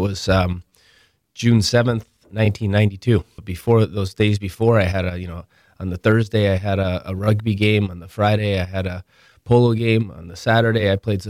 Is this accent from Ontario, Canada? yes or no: yes; Ontario, Canada; luckily I grew up in Toronto, about 40 minutes north of Toronto.